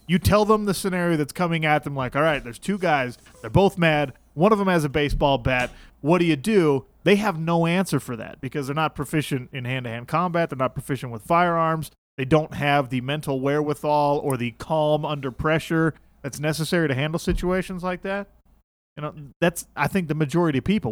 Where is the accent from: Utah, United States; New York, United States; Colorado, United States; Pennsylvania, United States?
Utah, United States; Salt Lake City; I grew up in Salt Lake, so most of my friends here are pretty conservative Mormon kids